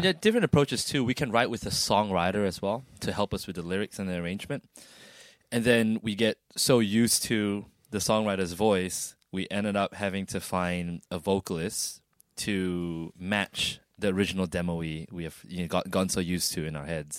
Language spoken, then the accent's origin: English; Sarawak, Malaysia; now in Australia; my birthplace, my hometown.